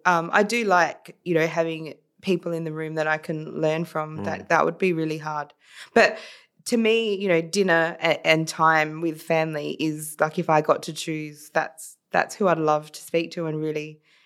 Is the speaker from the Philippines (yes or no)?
yes; Philippines; now in Australia; I'm Filipino, Daniel, we believe in bartering.